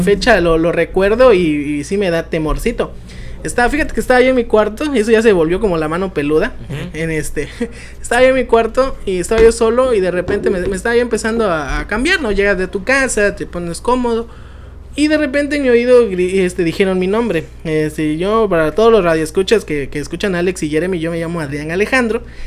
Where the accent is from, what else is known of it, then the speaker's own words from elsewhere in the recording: Chiapas, Mexico; los chapanecos, si somos fanáticos al pozol